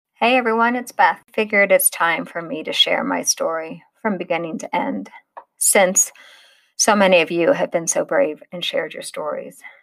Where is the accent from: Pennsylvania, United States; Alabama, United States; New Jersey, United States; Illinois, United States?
Illinois, United States; born or raised there; also born or lived in Long Island, New York / Maine